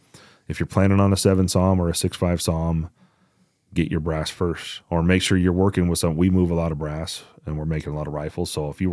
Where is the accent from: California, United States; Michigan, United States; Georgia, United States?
Georgia, United States; born there; Yeah. I was born in Georgia, so I could.